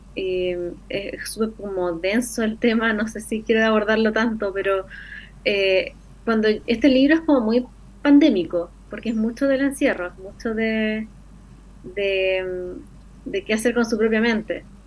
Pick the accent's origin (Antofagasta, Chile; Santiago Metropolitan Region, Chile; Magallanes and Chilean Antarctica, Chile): Antofagasta, Chile; yo me crecí en Antofagasta